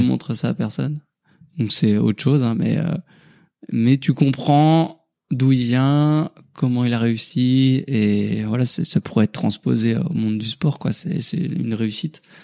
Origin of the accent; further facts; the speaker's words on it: Haute-Savoie, Auvergne-Rhône-Alpes, France; je suis originaire de la Haute-Savoie, donc pas très loin de Cham